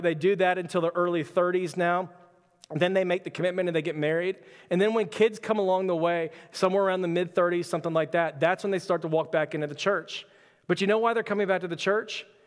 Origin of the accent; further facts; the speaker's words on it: Texas, United States; also born or lived in Florida; I was born in Florida, quickly moved to Texas, uh, my first year